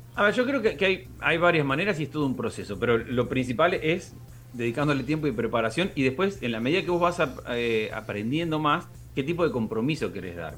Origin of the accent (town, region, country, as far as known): Argentina